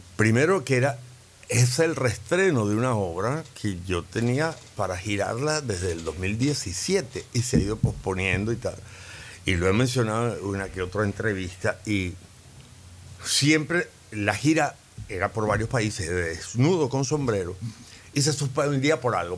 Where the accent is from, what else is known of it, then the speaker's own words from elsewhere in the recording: Valencia, Carabobo, Venezuela; moved away as an adult; also born or lived in Caracas; En Valencia, mi infancia y mi preadolescencia y mi adolescencia